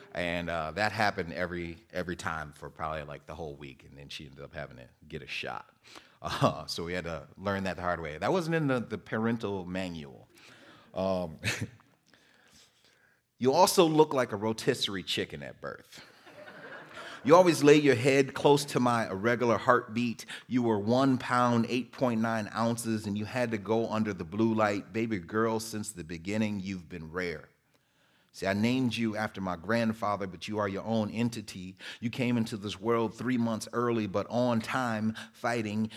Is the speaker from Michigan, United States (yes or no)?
yes; Muskegon, Michigan, United States; also born or lived in Detroit, Michigan; grew up in Muskegon. I was born in Detroit. Uh, went to school in Muskegon